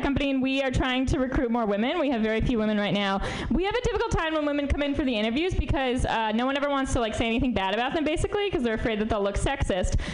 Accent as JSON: {"language": "English", "region": "New York", "country": "United States", "moved": "yes", "lives_now": "San Francisco, United States", "said": "I'm from New York originally"}